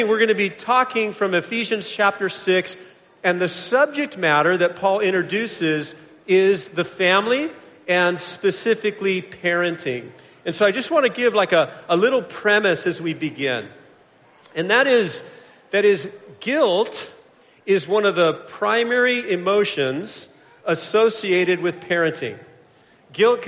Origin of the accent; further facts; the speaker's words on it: Vero Beach, Florida, United States; I hail from Vero Beach, Florida